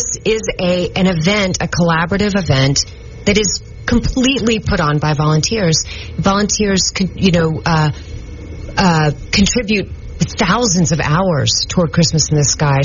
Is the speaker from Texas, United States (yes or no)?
yes; Dallas, Texas, United States; moved away as an adult; now in Shreveport, United States; I'm from Dallas, and when I married my husband, Gregory, I knew that I would end up in Shreveport, and this is it for me. I will be here. I'm a Shreveporter.